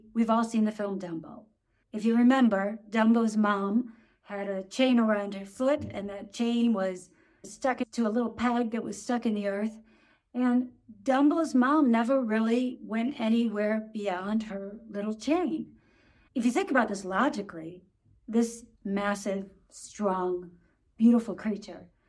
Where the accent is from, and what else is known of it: United States; moved away as an adult; now in Germany